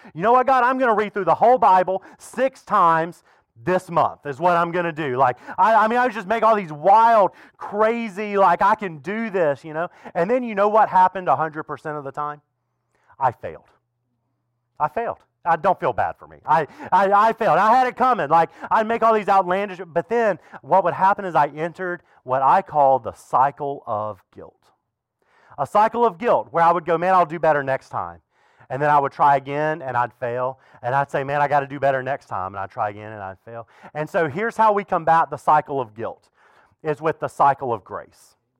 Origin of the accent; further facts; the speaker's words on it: the South, United States; now in Fredericksburg, United States; I grew up in the South